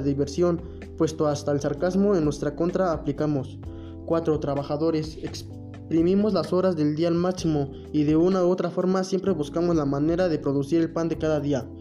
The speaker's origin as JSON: {"language": "Spanish", "country": "Mexico", "said": "nos identifican como mexicanos"}